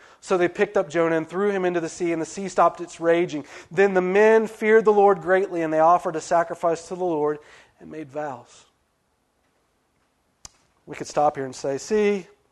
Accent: West Virginia, United States; moved away; I'm from West Virginia

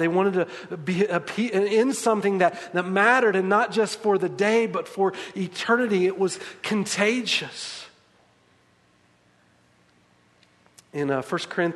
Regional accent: the South, United States; as we say in the South, y'all

